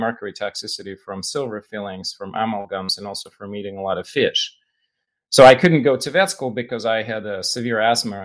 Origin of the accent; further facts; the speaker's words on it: Russia; now in United States; I grew up in Russia, right? So Jewish boy in Russia